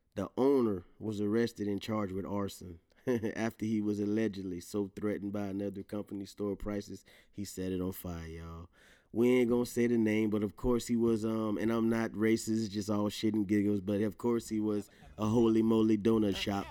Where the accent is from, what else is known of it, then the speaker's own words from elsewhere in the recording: Louisiana, United States; accent: Louisiana; my Louisiana accent might come out heavy